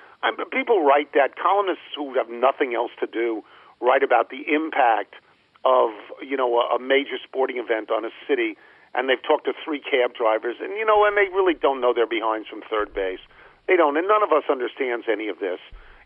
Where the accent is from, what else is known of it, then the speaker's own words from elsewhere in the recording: New York, United States; when I got here 40 years ago, and I came from New York, in New York there's two of everything.